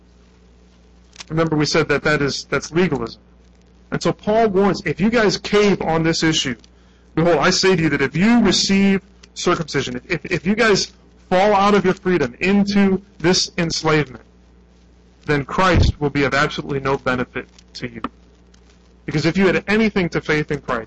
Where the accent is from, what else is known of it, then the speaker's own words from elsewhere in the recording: United States; I'm an American